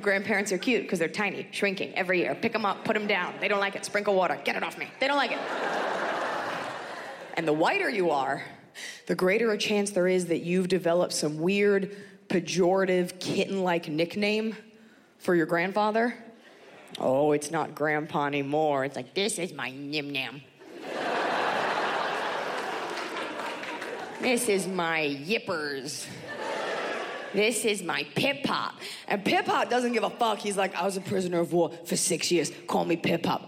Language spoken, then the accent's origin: English; United States; I am very proud to be an American